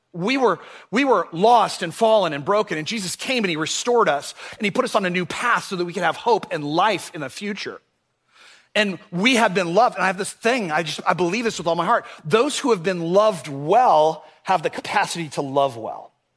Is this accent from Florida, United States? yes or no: yes; Orlando, Florida, United States; when I was a kid, uh, I grew up here in Orlando